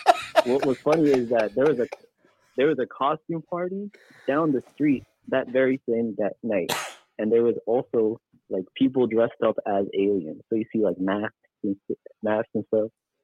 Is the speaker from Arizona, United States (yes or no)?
yes; Arizona, United States; I am born and raised in ye old state of Arizona